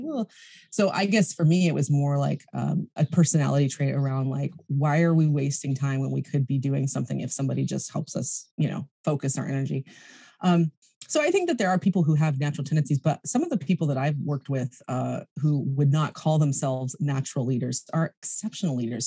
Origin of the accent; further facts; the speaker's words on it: United States; also born or lived in California; now in New Zealand; being an American citizen